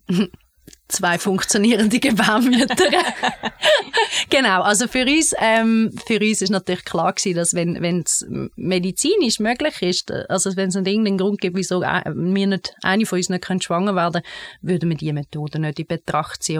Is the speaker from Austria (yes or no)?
no; Bernese Oberland, Switzerland; Ich bin im Berner Oberland aufgewachsen, in einer Familie mit drei Kindern